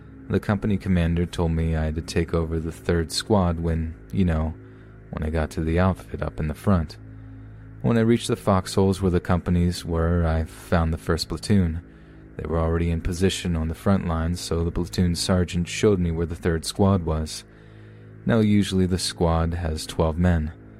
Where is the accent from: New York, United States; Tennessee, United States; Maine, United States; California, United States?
New York, United States; Astoria; I was born and raised in Historia, Long Island City, New York.